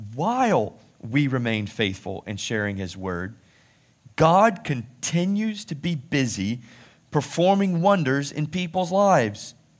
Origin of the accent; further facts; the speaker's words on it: United States; being an American